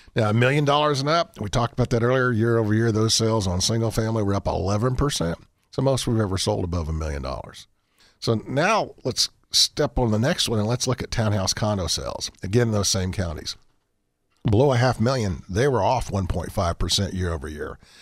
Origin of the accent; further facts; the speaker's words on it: Montrose, Colorado, United States; I grew up in Montrose, Colorado.